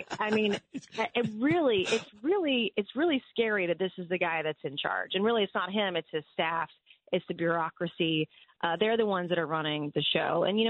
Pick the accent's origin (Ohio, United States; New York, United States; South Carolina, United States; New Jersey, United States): South Carolina, United States; Goose Creek; That was my hometown. My hometown is Goose Creek.